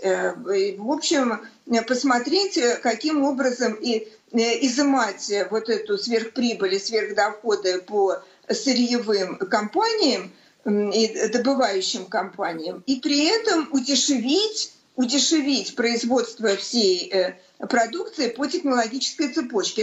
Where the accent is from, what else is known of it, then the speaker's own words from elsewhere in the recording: Saint Petersburg, Russia; как у всех коренных ленинградцев, естественно, у меня дед погиб в блокаду Ленинграда